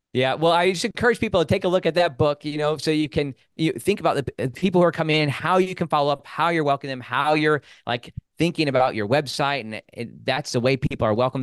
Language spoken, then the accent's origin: English; Midwest, United States; moved away; I grew up in the Midwest.